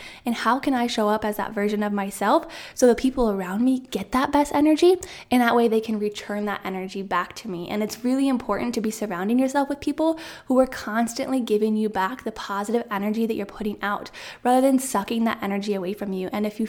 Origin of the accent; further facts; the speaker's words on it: Iowa, United States; moved away as an adult; And if you didn't know, I'm from Central Iowa. That's where I was born and raised, where I went to school. And then right after graduation, I said, hey, I'm going to move out of state.